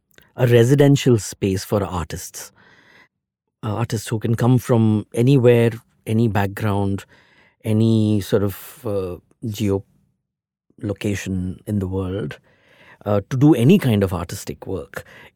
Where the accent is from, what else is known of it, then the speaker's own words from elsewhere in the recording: Mumbai, Maharashtra, India; Since I'm from Mumbai, I wanted to go to the countryside away from the city.